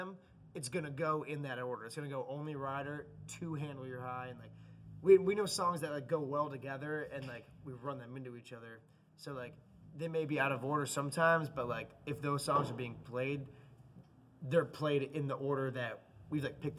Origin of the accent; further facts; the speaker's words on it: Cleveland, Ohio, United States; We're from Cleveland.